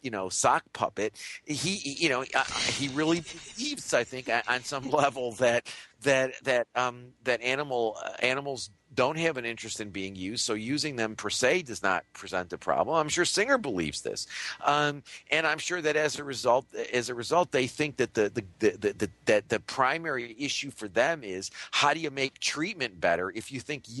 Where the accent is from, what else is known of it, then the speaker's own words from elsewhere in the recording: United States; when I was a kid growing up in the United States in the 1950s and 60s